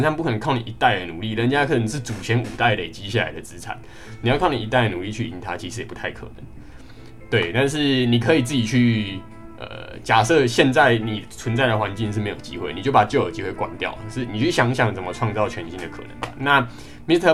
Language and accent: Chinese; Kaohsiung, Taiwan; moved away as an adult; 回去，呃，家乡，因为我是， 我是高雄人